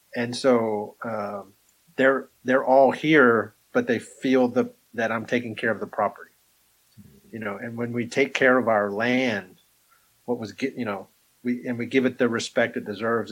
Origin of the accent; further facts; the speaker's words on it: Amarillo, Texas, United States; also born or lived in Alabama; now in Kansas, United States; I grew up in a little town called Amarillo.